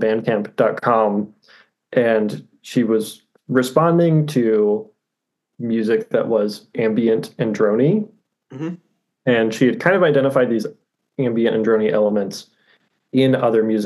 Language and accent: English; Austin, Texas, United States; moved away as an adult; also born or lived in Commerce, Texas / Lincoln, Nebraska; now in High Point, United States; I grew up in Austin, Texas